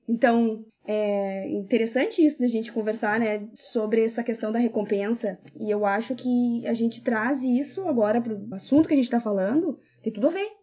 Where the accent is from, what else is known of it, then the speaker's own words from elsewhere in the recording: Brazil; now in Australia; eu como brasileiro brasileiro com brasileiro vai se entender sempre melhor